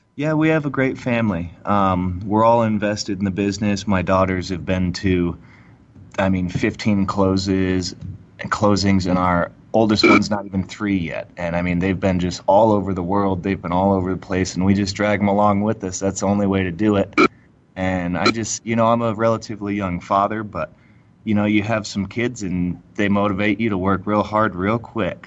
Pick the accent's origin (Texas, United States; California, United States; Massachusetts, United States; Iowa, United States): Texas, United States; Friendswood; also born or lived in Houston, Texas; now in Denver, United States; I was born in Houston and we grew up over in um, by Pearland